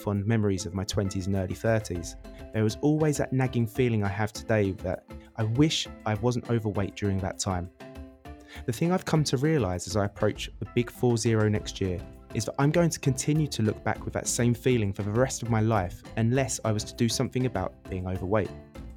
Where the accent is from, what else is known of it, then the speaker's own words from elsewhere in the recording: Essex, East of England, United Kingdom; moved away as an adult; now in Barcelona, Spain; I'm originally from Essex in the UK, but arrived to Barcelona in 2009 for a two-month holiday.